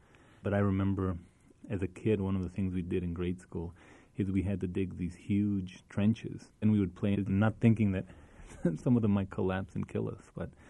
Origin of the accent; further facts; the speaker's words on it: El Paso, Texas, United States; moved away; When I was growing up in Isleta on San Lorenzo Street, which is where they still are and now where I'm staying, every time I come to El Paso, San Lorenzo didn't have any, it wasn't paved.